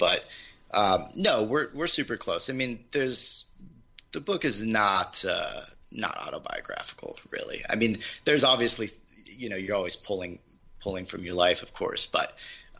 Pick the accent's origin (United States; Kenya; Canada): United States; Midwest; also born or lived in Charleston, South Carolina / Sacramento / Fresno / Kansas; I grew up in the Midwest. I actually grew up I moved like 9 times growing up.